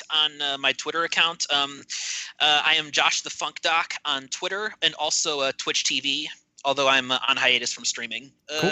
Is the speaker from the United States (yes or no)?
yes; Cleveland, Ohio, United States; I'm from the Cleveland area myself, actually lived there most of my life